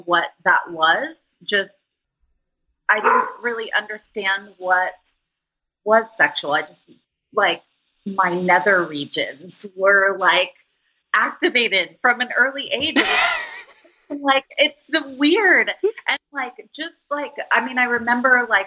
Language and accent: English; Los Angeles, California, United States; I grew up in Los Angeles.